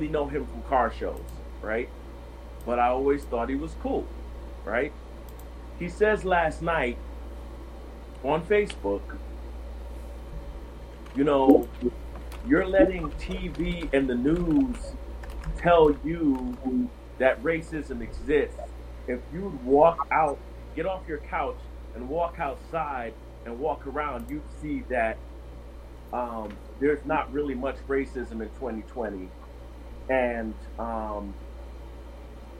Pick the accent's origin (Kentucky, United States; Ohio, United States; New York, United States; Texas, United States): New York, United States; New York City; moved away as an adult; also born or lived in Jacksonville, North Carolina / Greensboro, North Carolina; I'm originally from New York City